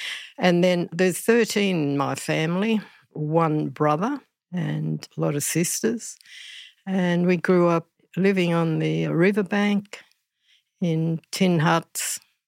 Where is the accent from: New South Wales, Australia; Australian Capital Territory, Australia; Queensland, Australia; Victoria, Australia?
Victoria, Australia; Shepparton; also born or lived in Mooroopna / Cummeragunja / Melbourne; And I was born in Marupna, which means deep water hole. And I grew up between Shepparton, Cummeragunja and Melbourne. My parents always moving around, keeping us away from authorities at that time.